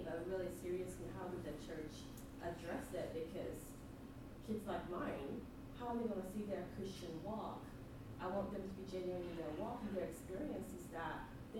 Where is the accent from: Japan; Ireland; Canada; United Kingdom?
Japan; now in United States; I'm not American, so I'm Japanese.